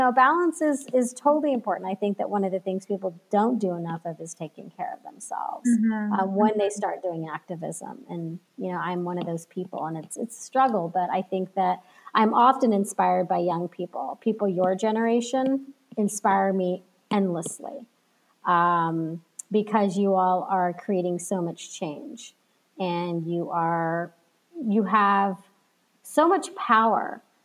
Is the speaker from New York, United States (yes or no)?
no; Texas, United States; now in California, United States; I'm not from California, I'm originally from Texas.